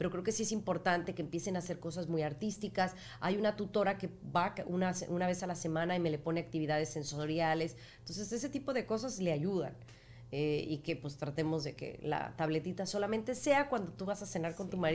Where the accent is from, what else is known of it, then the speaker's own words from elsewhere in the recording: Mexico; moved away; yo soy mexicana.